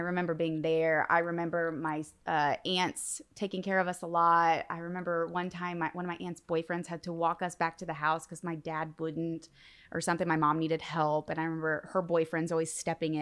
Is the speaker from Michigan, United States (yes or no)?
no; northern Indiana, United States; also born or lived in Logansport, Indiana; I'm from Indiana. So I was born in Logansport, but I grew up mainly in northern Indiana